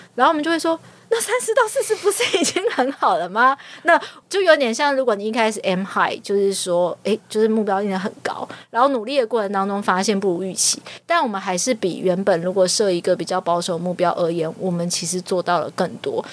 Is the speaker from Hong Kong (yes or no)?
no; Taiwan; 我就是一个台湾人